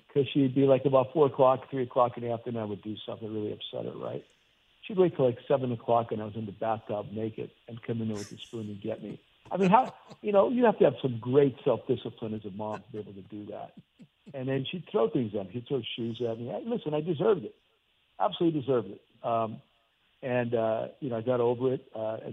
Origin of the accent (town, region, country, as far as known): Hazleton, Pennsylvania, United States; born or raised there; moved away